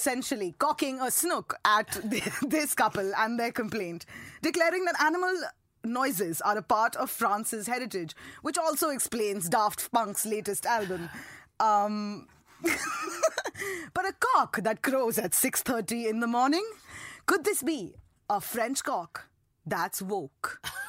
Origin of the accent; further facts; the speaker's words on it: India; as a woman, and especially as an Indian woman